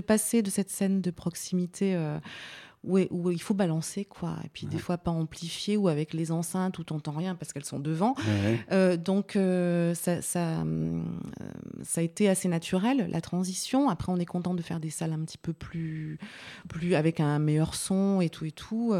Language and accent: French; Vosges, Grand Est, France; j'ai commencé dans, dans, ma ville natale, en fait, dans ma région natale, les Vosges